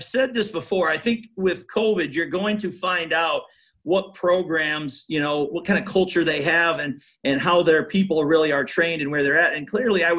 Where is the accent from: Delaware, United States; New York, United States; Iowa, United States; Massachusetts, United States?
Iowa, United States; moved away; I still have strong ties to Iowa, being from there and my family and everything